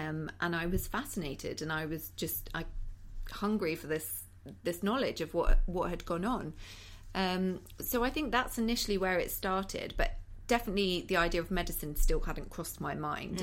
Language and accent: English; Cheddar, South West England, United Kingdom; moved away as an adult; now in London, United Kingdom; I'm from the West Country, so Cheddar in Somerset